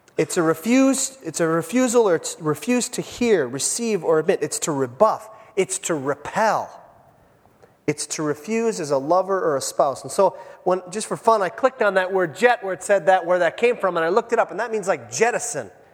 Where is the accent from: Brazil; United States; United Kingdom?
United States; Iron Range, Minnesota; I was raised on the Iron Range